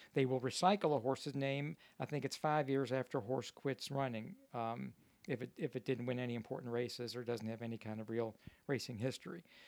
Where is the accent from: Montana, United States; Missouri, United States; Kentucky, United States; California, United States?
Kentucky, United States; Louisville; I grew up in Louisville, Kentucky, and thoroughbred racing is our major league sport.